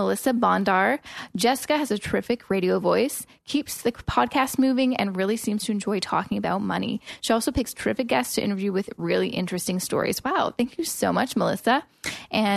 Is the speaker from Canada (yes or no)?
yes; Vancouver, British Columbia, Canada; now in Toronto, Canada; I'm from Vancouver, and when I moved to Toronto